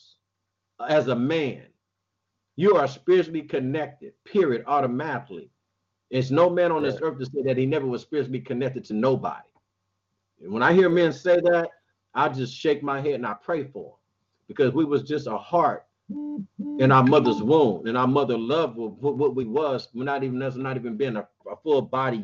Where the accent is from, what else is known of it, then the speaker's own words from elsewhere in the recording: Compton, California, United States; I'm from Compton